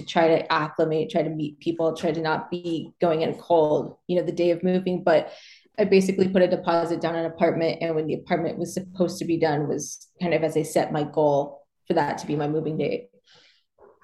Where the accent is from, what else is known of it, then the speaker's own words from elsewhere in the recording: Montana, United States; moved away as an adult; also born or lived in New York City, United States; now in Spain; basically since I turned 18, I lived in New York City. I was born and raised in Montana and wanted to get as far away from there as possible.